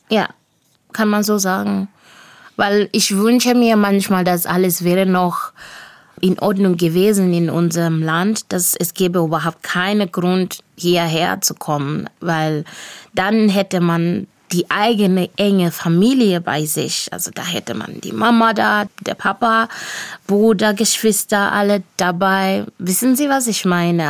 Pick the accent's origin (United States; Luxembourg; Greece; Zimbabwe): Zimbabwe; Bulawayo; first language Shona; German is a second language; moved away as an adult; also born or lived in Villingen-Schwenningen, Germany; now in Riegel am Kaiserstuhl, Germany; Und ich spreche auch in Debele, dadurch, dass ich in Bulawayo aufgewachsen bin.